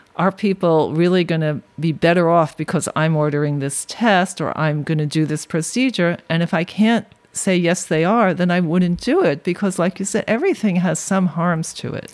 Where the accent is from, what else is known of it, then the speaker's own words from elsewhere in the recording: New York City, New York, United States; I grew up in Brooklyn way before it was hip